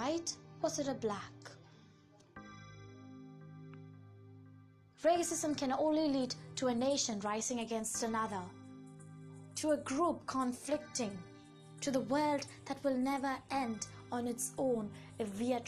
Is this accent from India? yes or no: yes; India; I am an Indian